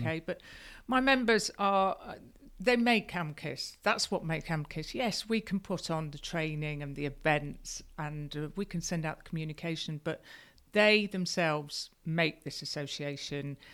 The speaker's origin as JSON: {"language": "English", "area": "Lincolnshire", "region": "East Midlands", "country": "United Kingdom", "tie": "born or raised there", "also_born_or_lived": "Yorkshire", "moved": "yes", "lives_now": "Yorkshire coast, United Kingdom", "said": "I grew up in Lincolnshire. I'm a, I'm a farmer's daughter, but I did actually go to school in Yorkshire for seven years"}